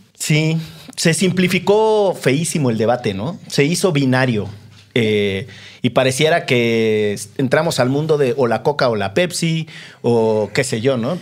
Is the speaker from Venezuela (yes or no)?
no; Orizaba, Veracruz, Mexico; crecí en Orizaba, donde es extraordinariamente húmedo